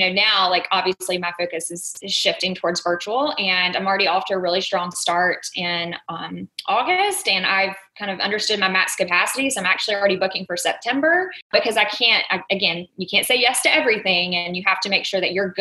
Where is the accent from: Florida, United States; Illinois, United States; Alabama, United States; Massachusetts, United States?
Alabama, United States; Dothan; accent: Southern; I am from a small town in Alabama, if you haven't picked up on a little bit of my Southern accent.